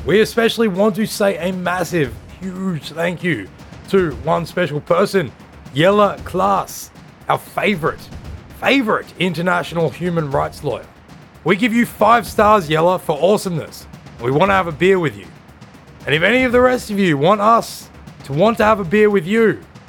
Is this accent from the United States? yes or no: no; Australia; growing up in Australia in the 90s, this was the first big popular call to protest that we can remember.